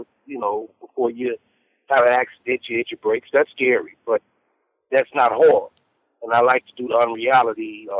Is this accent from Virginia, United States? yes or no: no; the South, born in Alabama, United States; growing up in the South